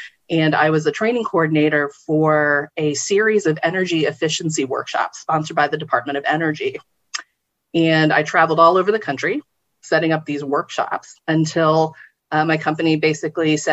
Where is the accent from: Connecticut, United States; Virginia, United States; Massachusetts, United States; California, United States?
Virginia, United States; Warrenton; also born or lived in Philippines; I grew up in Warrenton, Virginia